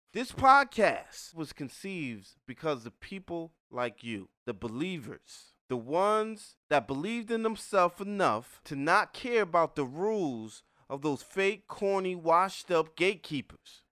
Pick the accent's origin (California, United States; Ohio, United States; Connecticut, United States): Connecticut, United States; New Haven; I grew up in New Haven, Connecticut